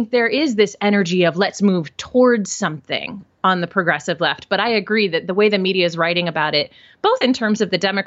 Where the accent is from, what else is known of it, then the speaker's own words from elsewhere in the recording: Midwest, United States; now in New York City, United States; I am originally from the Midwest. I'm a good Midwestern girl. But I live in New York City